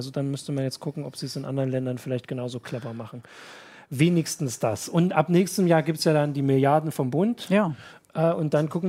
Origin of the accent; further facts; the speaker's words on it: Thuringia, Germany; Ich als Thüringer, der nun immer nur zwölf Jahre zur Schule gegangen ist, habe das nie so ganz verstanden.